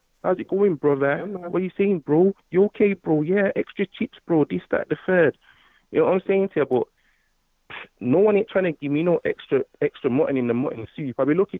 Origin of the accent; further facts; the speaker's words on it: Birmingham, West Midlands, United Kingdom; moved away as an adult; now in Manchester, United Kingdom; I'm from Brum, you know. I'm from down there still, but I've been living up Manny for the last, like, year and a half now.